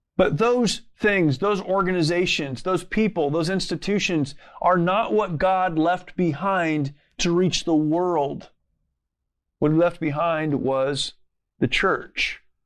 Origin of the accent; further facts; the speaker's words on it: United States; as an American